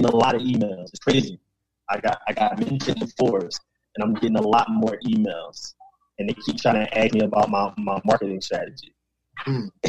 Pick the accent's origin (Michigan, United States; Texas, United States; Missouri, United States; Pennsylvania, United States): Pennsylvania, United States; Philadelphia; I was from Philly